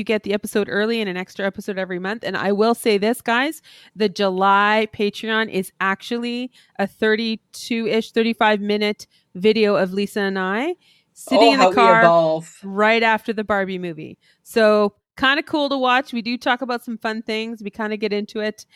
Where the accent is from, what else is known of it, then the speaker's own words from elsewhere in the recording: Canada; we're Canadian